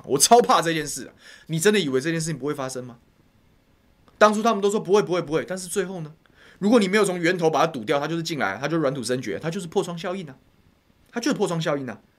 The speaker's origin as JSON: {"language": "Chinese", "region": "Taoyuan", "country": "Taiwan", "tie": "born or raised there", "said": "那我是桃园人，我就讲桃园家乡的事情。"}